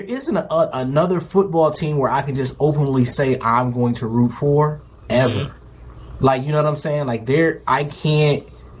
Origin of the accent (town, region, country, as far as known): Detroit, Michigan, United States; born or raised there; now in Charlotte, United States